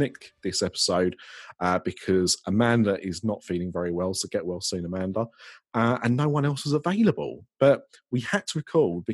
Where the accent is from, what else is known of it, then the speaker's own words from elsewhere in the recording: United Kingdom; I'm British